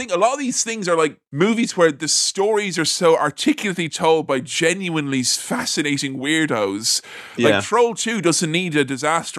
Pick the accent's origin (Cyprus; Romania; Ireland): Ireland; I'm Irish